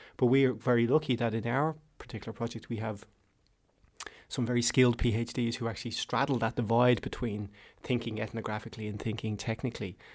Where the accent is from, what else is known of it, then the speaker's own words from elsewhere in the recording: Ireland; Ireland. I'm Irish